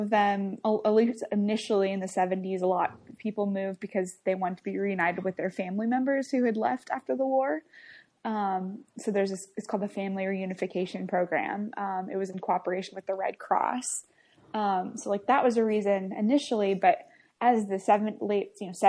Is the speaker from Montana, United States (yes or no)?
no; Kansas, United States; I grew up in Kansas and haven't moved ever